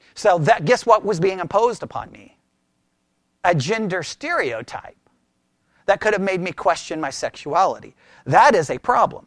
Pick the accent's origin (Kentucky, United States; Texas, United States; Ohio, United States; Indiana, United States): Texas, United States; I was raised here in Texas